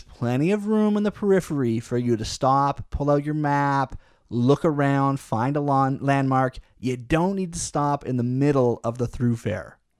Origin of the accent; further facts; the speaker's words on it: Canada; I guess it's ingrained in me as a Canadian